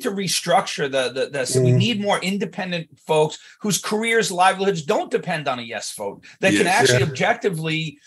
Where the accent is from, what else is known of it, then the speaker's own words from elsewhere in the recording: Wisconsin, United States; I was from Wisconsin